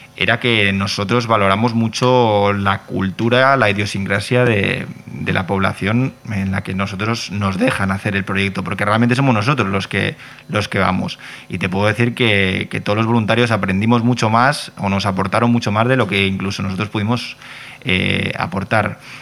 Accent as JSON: {"language": "Spanish", "town": "Bilbao", "region": "Basque Country", "country": "Spain", "also_born_or_lived": "Catalonia", "moved": "yes", "said": "yo soy de Bilbao"}